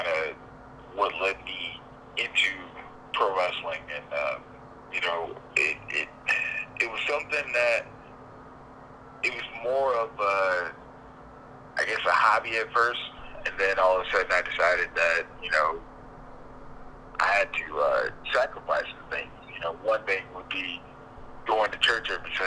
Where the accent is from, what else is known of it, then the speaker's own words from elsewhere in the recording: Grand Rapids, Michigan, United States; moved away as an adult; also born or lived in Fort Wayne, Indiana; I was born and raised in Grand Rapids, Michigan